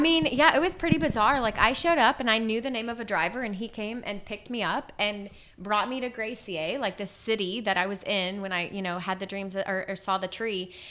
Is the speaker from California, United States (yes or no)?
no; Lafayette, Louisiana, United States; moved away as an adult; also born or lived in New Orleans / Baton Rouge; now in Haiti; I was born and raised in Lafayette